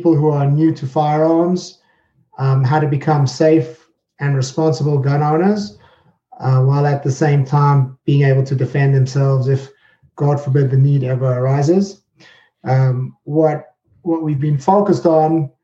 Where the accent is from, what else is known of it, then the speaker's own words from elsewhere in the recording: South Africa; moved away as an adult; also born or lived in United Kingdom; now in New Jersey, United States; I'm originally from South Africa